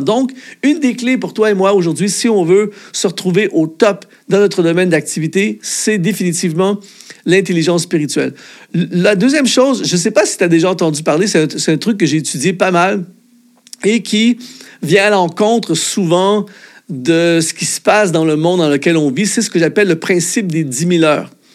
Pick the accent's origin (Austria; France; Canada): Canada; en tant que Canadien